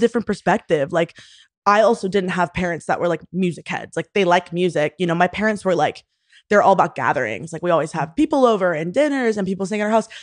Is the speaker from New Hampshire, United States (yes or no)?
no; Houston, Texas, United States; moved away as an adult; also born or lived in Austin, Texas; now in New York, United States; I am originally from Houston, Texas, grew up there